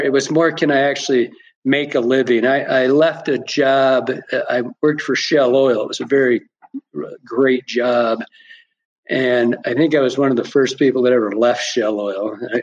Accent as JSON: {"language": "English", "region": "Michigan", "country": "United States", "tie": "born or raised there", "moved": "as an adult", "said": "Born and raised in Michigan. I was in Michigan for the first 40 years of my life"}